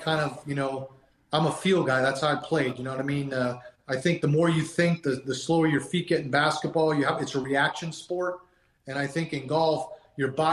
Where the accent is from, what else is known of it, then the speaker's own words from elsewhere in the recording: Massachusetts, United States; I grew up in Massachusetts